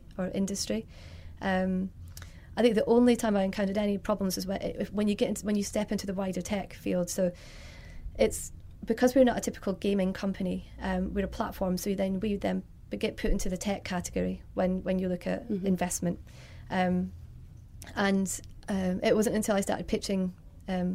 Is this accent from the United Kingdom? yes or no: yes; Scotland, United Kingdom; moved away as an adult; also born or lived in London; I'm from Scotland originally. Then I moved down to London in 2005